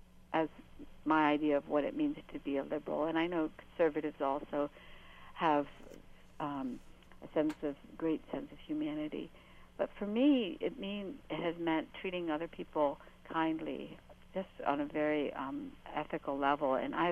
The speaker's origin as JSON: {"language": "English", "country": "United States", "said": "I voted for him because I am an American Muslim who wants to see our country deal with the issue of extremism"}